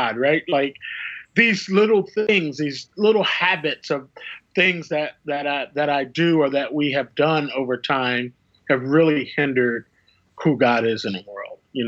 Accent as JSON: {"language": "English", "town": "Philadelphia", "region": "Pennsylvania", "country": "United States", "moved": "yes", "said": "I'm from Philadelphia"}